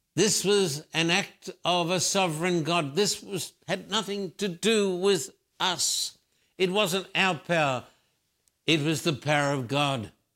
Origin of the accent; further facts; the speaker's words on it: Australia; moved away as an adult; now in United States; I've lived in the United States for thirty-five years, born and bred in Australia.